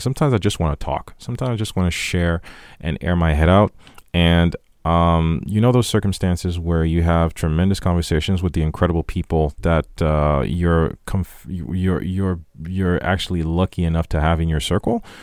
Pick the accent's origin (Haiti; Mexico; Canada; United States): Haiti; moved away; growing up in Haiti